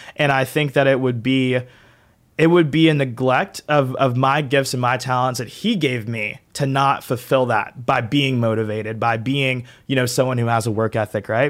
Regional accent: Augusta, Georgia, United States; I'm from Augusta, so I'm, like, three hours away from Savannah

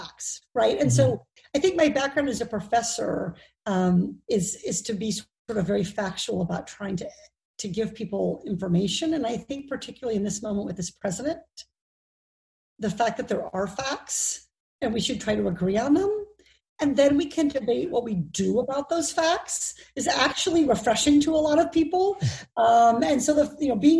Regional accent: Iowa, United States; now in Orange County, United States; I grew up in Iowa

